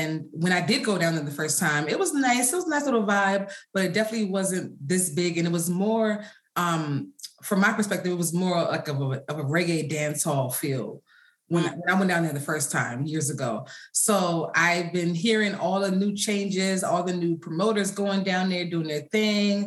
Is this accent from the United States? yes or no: yes; United States; I'm American. My parents are from, America